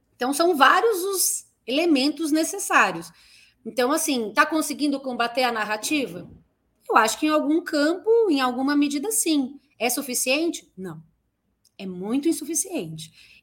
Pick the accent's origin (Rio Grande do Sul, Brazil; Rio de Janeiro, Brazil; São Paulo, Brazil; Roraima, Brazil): São Paulo, Brazil; Eu sou de Guaianazes, nasci e me criei em Guaianazes